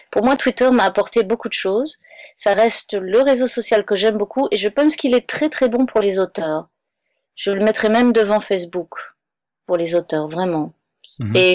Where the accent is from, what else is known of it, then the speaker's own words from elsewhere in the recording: Manhattan, New York, United States; Non, je suis de Manhattan.